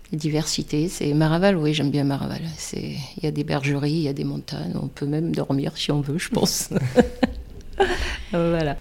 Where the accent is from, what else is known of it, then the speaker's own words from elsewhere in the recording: Réunion; moved away as an adult; now in Mont Ventoux area, France; je viens de La Réunion